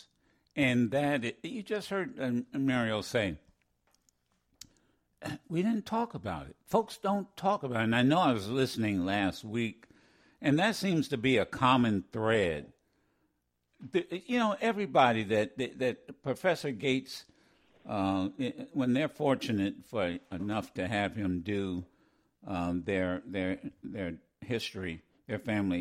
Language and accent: English; Ohio, United States; growing up in Ohio